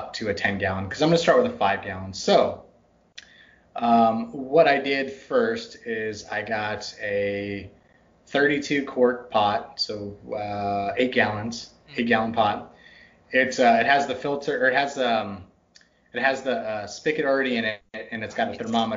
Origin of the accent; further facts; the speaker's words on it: Texas, United States; also born or lived in Northern United States; now in Pacific Northwest, United States; It's the Texas in me. It's butchered my accent so much. I'm a Yankee by birth. I grew up in Texas.